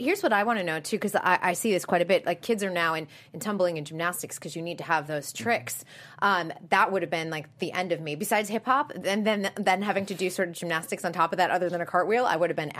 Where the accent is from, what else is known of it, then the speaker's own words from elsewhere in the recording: Boston, Massachusetts, United States; now in Los Angeles, United States; I'm from Boston